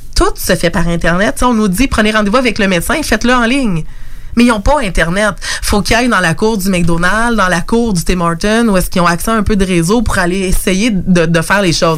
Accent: Lévis, Quebec, Canada; moved away; also born or lived in Montreal; je suis native de Lévis

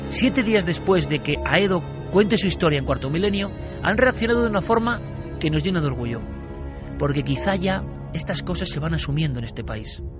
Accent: Pamplona, Navarre, Spain; Soy de Pamplona, pero llevo más de 10 años cazando en Zuya Sigoitia.

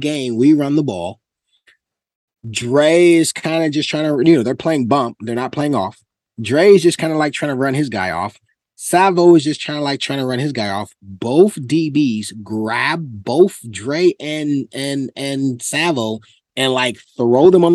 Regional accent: California, United States; I'm from Cali

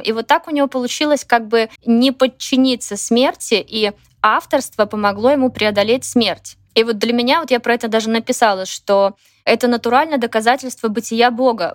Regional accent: Belarus; moved away as an adult; also born or lived in Minsk; я не жила в России никогда, жила в Беларуси

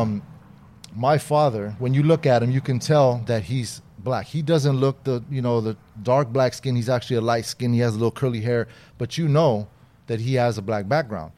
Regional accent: Inglewood, California, United States; also born or lived in Long Beach, California; I grew up mostly on the west side, Inglewood.

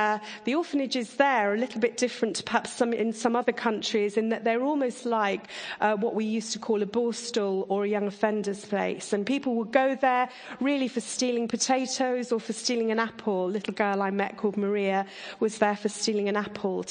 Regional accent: Surrey, South East England, United Kingdom; I grew up in Surrey

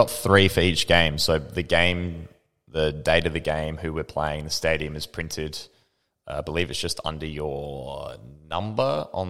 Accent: South Australia, Australia; And we didn't even realize, you know, so I think there was, as South Australians, we're very proud of it, although, you know, a lot of the people from the other states like to, you know, talk us down. We're very proud of being from South Austra

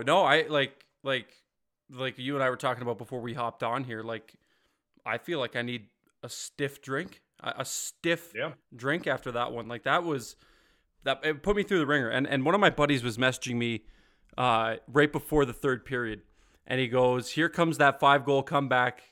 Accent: Ontario, Canada; moved away; also born or lived in Ottawa / Calgary; I grew up in Ontario, so like I was an hour from Toronto

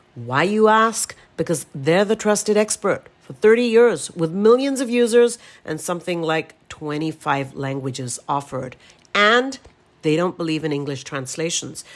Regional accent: India; now in United States; I'm from India

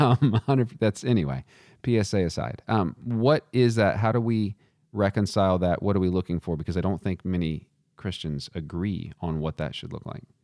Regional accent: Texas, United States; I'm from Texas

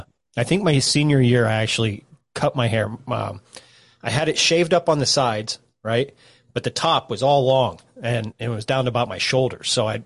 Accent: South Africa; I'm South African.

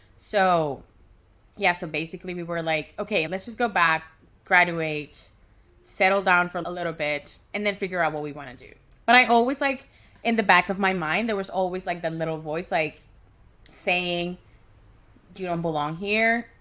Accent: Caracas, Capital District, Venezuela; moved away as an adult; now in Vancouver, Canada; move from Caracas, Venezuela, which is my hometown, to Vancouver, Canada, which is my home right now

